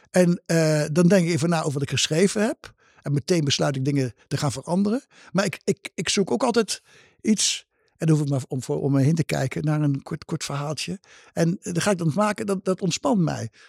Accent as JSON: {"language": "Dutch", "region": "Gelderland", "country": "Netherlands", "tie": "born or raised there", "moved": "yes", "said": "Gelderlander. Ja, voor de Gelden, de krant ja. van mijn geboortestreek. En waardoor ik ook nog een beetje in de geboortestreek ben"}